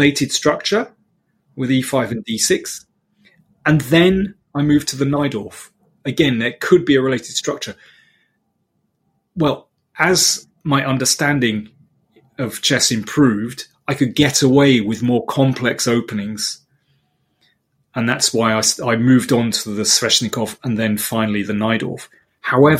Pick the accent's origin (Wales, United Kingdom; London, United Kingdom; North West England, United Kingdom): London, United Kingdom; as we say in London.